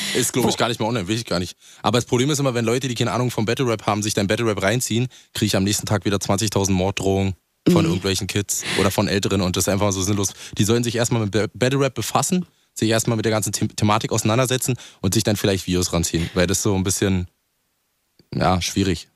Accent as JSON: {"language": "German", "region": "Brandenburg", "country": "Germany", "said": "ich bin ja auch ein Dorfi so, also ich komme nicht aus Berlin, so Brandenburg."}